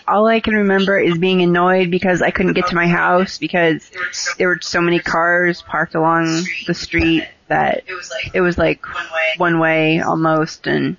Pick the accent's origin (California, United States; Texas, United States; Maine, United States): Maine, United States; Glenburn; I'm from Glenburn.